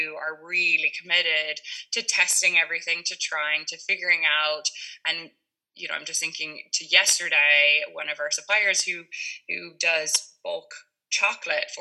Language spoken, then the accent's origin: English; Kentucky, United States; moved away as an adult; also born or lived in Mexico / Germany; now in Ireland; I grew up in Kentucky